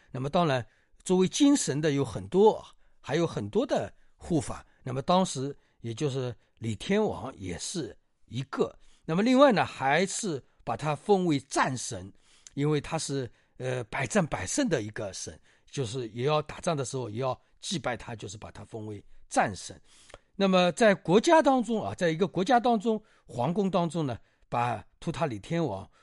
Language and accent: Chinese; China; 我们中国人